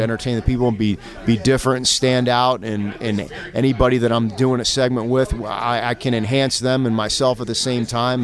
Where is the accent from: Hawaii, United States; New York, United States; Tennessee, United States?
New York, United States; Buffalo; I'm originally from uh, Western New York, around the Buffalo area.